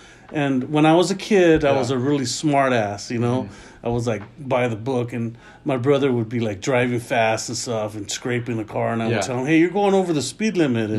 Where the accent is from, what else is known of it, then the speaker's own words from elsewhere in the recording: Los Angeles, California, United States; also born or lived in Sun Valley; We're from North Hollywood originally.